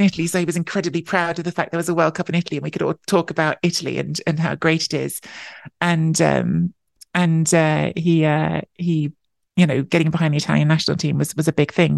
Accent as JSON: {"language": "English", "region": "London", "country": "United Kingdom", "tie": "born or raised there", "also_born_or_lived": "Canada", "said": "I was born and grew up in London"}